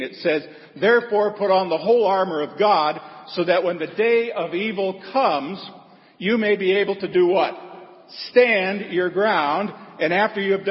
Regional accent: Seward, Nebraska, United States; I'm not born there, but I grew up and lived in the Lutheran Holy City of Seward, Nebraska

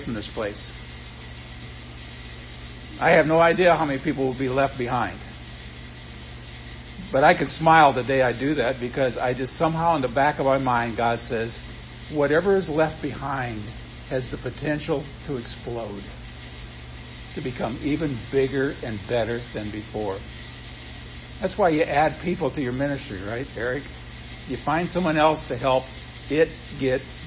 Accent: Nebraska, United States; growing up in Nebraska.

